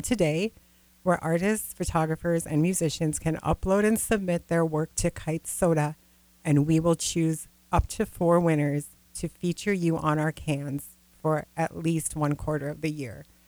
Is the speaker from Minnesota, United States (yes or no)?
yes; Grand Rapids, Minnesota, United States; also born or lived in California / the Dakotas; originally i'm from the northern minnesota part of the world where uh, the Iron Range, Grand Rapids